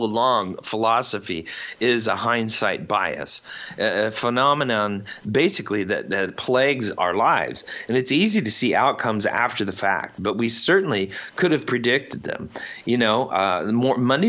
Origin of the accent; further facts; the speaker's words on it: Indiana, United States; I come from the Midwest. I come from Indiana. Cornfields, not many people